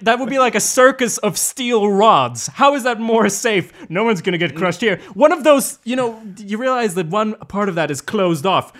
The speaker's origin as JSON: {"language": "English", "country": "Sweden", "said": "that's part of our heritage, too"}